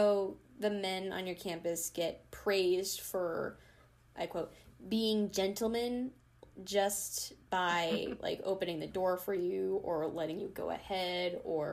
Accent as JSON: {"language": "English", "town": "Wellesley", "region": "Massachusetts", "country": "United States", "tie": "born or raised there", "said": "my hometown in Wellesley, Mass"}